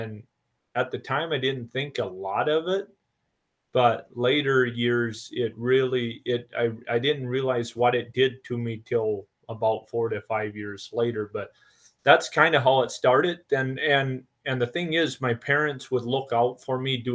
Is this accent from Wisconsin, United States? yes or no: no; Marlette, Michigan, United States; I was born in Marlette, Michigan, down kind of up in the Thumb area